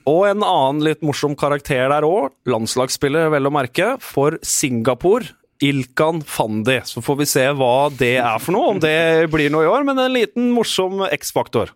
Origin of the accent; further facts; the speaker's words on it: Moss, Østfold, Norway; en mann jeg er oppvokst med på Melløs